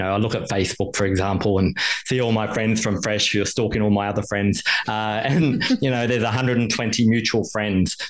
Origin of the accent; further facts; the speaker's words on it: Queensland, Australia; now in Melbourne, Australia; Queensland, my hometown as well.